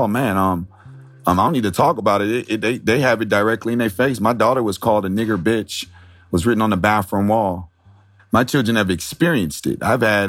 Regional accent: San Diego, California, United States; when I came from San Diego, I didn't know what racism was until I got to Nebraska

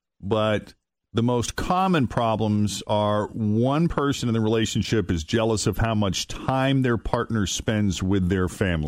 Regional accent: Boston, Massachusetts, United States; moved away as an adult; now in Cincinnati, United States; I'm originally from Boston, and I've lived here for 16 years

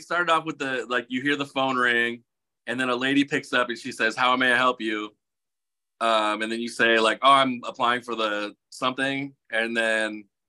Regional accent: Upland, California, United States; I'm actually from Upland.

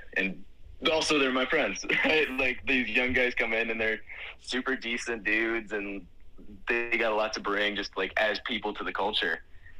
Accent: Iowa, United States; a lot of guys that come from a similar background from me, where I came from Iowa high school rugby, represent.

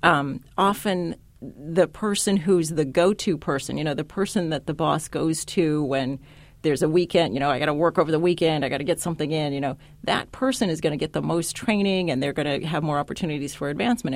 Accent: San Diego, California, United States; I grew up in San Diego, California

